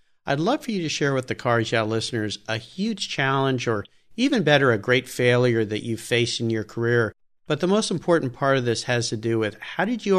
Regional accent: San Diego, California, United States; I grew up in Southern California, San Diego as well.

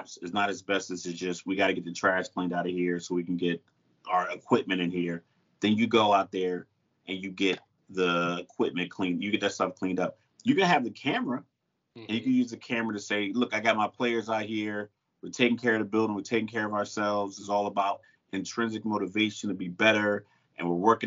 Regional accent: Newport News, Virginia, United States; moved away as an adult; I grew up in Newport News right next to Hampton

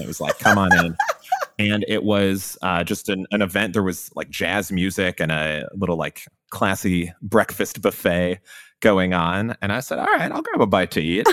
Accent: Chicago, Illinois, United States; now in Austin, United States; I grew up in Chicago, so I was a big Bulls fan

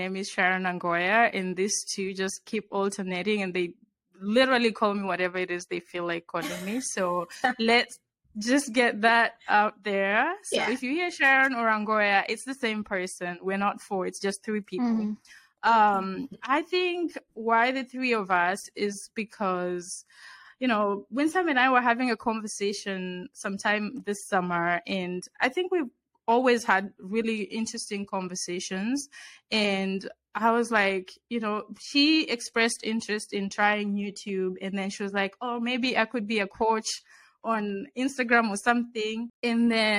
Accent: Kenya; now in Washington, United States; I was also born and raised in Kenya, and I currently live in the DC area.

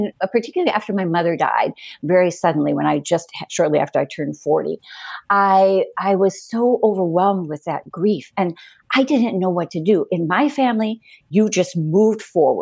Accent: Cleveland, Ohio, United States; also born or lived in Madrid, Spain; now in New Hampshire, United States; I grew up in Cleveland, so I know what city life is like, and I've lived in Madrid

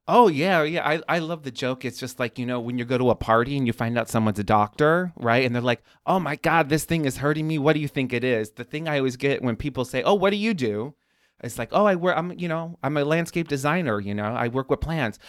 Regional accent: Chicago, Illinois, United States; I even grew up here

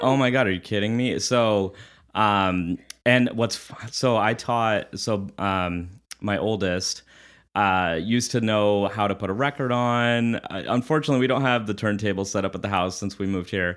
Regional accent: southern New Hampshire, United States; moved away; also born or lived in Irvine, California / Orange County, California; I grew up in southern New Hampshire and uh, from the age of 10 to 19.

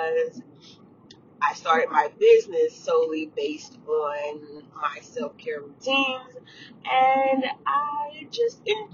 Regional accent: Atlanta, Georgia, United States; moved away; I am from Atlanta, Georgia, born and raised.

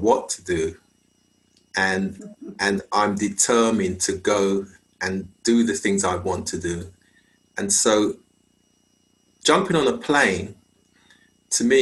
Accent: London, United Kingdom; I was born in London. My father came from Jamaica and my mother came from Montserrat. And so growing up in UK society, British society, as a Caribbean person

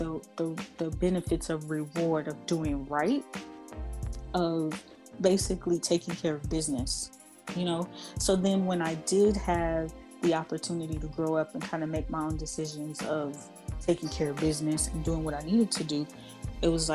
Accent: California, United States; I was born and raised in California

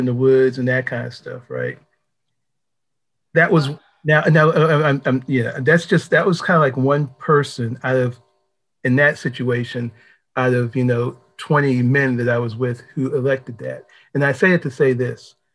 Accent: Pittsburgh, Pennsylvania, United States; now in Washington, D.C., United States; I'm originally from Pittsburgh, Pennsylvania

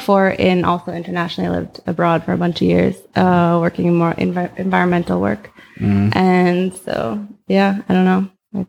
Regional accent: Boston, Massachusetts, United States; moved away as an adult; also born or lived in New York City; now in Oakland, United States; I'm 31. Right now I work in disaster management. I live in Oakland, but I'm from Boston originally.

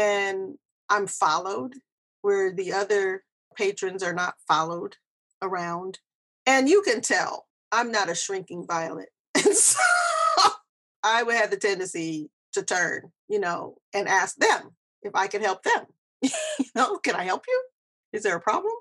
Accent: California, United States; I grew up here in America. I'm from California.

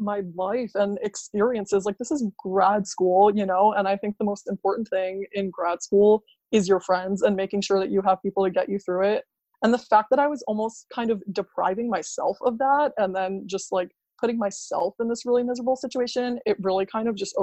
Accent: New York, United States; I'm from New York

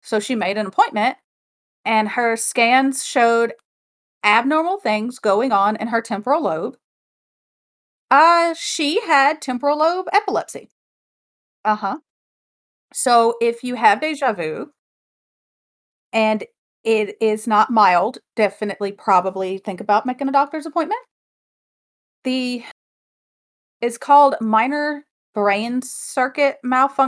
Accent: United States; accent: twang

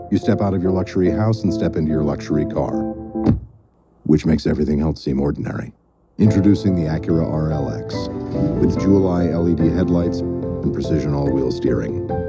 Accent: East Orange, New Jersey, United States; also born or lived in Georgetown, Guyana; I grew up in East Orange, New Jersey

